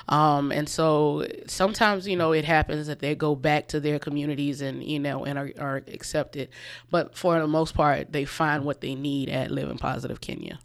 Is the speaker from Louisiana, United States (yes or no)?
no; Orangeburg, South Carolina, United States; moved away as an adult; also born or lived in Columbia, South Carolina / Chicago; I am from Orangeburg. I grew up here, graduated from Orangeburg-Wilkinson in ninety-four.